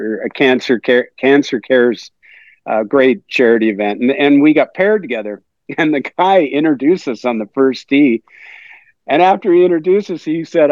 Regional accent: Victoria, British Columbia, Canada; growing up in Victoria

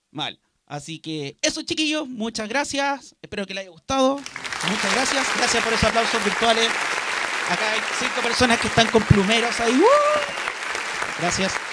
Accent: Copiapó, Atacama, Chile; also born or lived in Santiago; yo soy criado acá en Copiapó, pero llegué cuando tenía 8 años acá. Yo nací en Santiago.

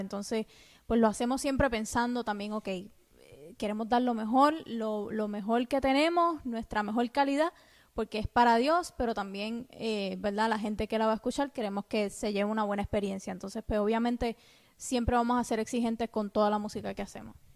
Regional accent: Cuba; now in United States; cuando yo vivía en Cuba, porque soy cubana.

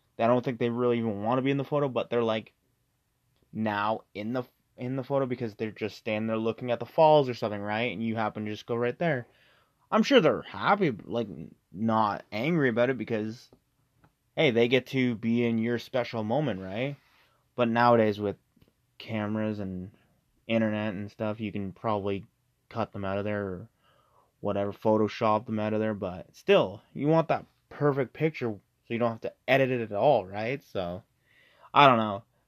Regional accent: Canada; we're from Canada

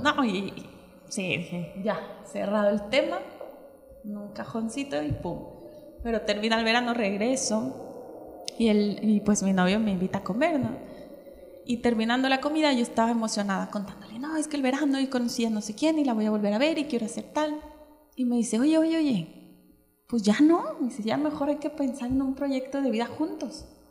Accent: Michoacán, Mexico; moved away as an adult; also born or lived in Mexico City; no me fui a Michoacán, de donde yo soy

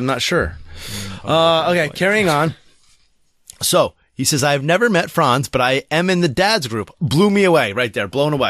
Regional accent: Australia; now in Madison, United States; Believe it or not, I also live in Madison, Wisconsin, though I am from Australia originally.

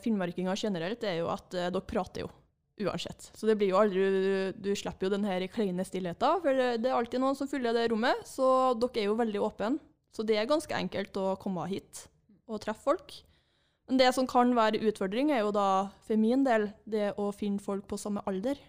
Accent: Trøndelag, Norway; i Trøndelag, der jeg er fra, jeg har jo vokst opp på gård

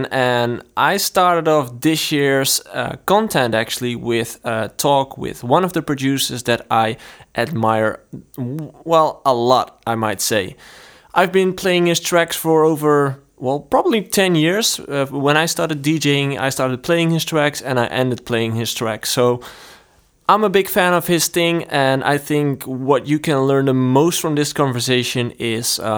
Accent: Tilburg, North Brabant, Netherlands; born or raised there

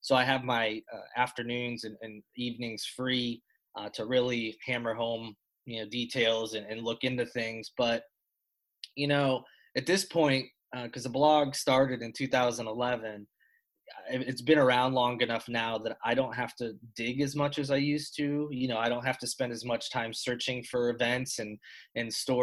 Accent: Connecticut, United States; now in Charleston, United States; I'm from Connecticut, and I moved here in 2007.

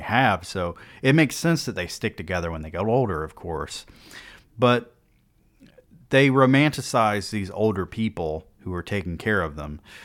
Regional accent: United States; as an American

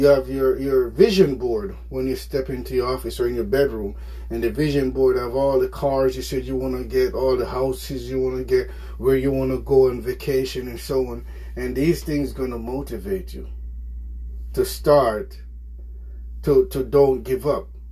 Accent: Jamaica; moved away; I'm from Jamaica

